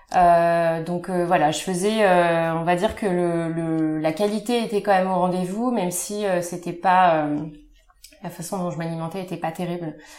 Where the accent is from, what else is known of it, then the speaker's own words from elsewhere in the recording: Compiègne, Hauts-de-France, France; now in Paris, France; je viens de la Picardie, de Compiègne plus précisément